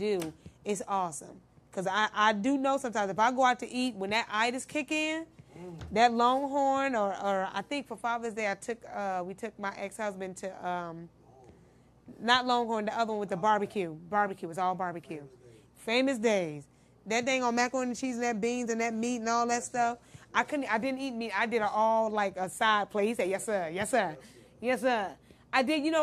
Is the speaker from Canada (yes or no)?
no; Midwest, United States; I'm from the Midwest, so we cook it a little different.